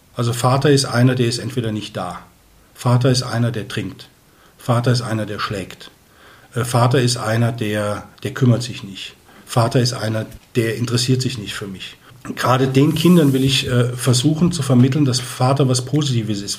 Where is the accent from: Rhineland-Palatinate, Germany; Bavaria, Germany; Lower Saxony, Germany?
Rhineland-Palatinate, Germany; Koblenz; also born or lived in Eichstätt, Germany; now in Neumarkt, Germany; bin aber gebürtiger Rheinländer, stamme aus Koblenz